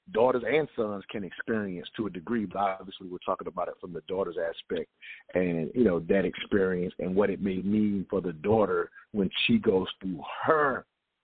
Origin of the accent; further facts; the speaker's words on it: the South, United States; growing up in the South